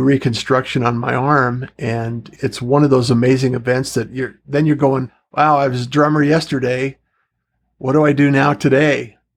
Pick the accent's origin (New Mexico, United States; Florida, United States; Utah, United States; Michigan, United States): Utah, United States; moved away as an adult; also born or lived in Pacific Northwest; I actually grew up in Utah.